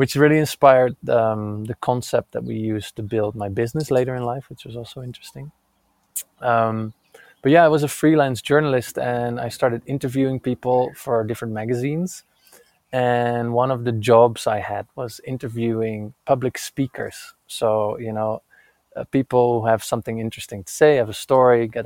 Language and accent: English; Netherlands; now in Santa Fe, United States; I'm currently in Santa Fe, New Mexico, but I'm originally from Holland